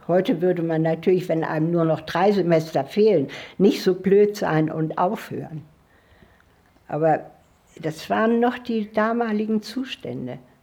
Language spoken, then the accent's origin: German; Northern Germany, Germany; moved away; also born or lived in Swabia; ich musste ja als Norddeutsche überhaupt erst mal ähm, mit der schwäbischen Küche überhaupt mich anfreunden